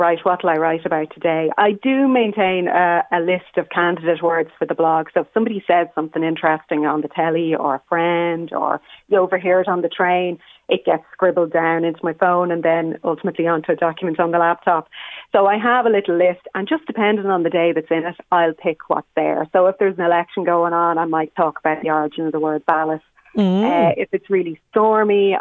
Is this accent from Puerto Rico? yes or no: no; Dublin, Leinster, Ireland; moved away as an adult; now in Stamullen, Ireland; I grew up in Raheny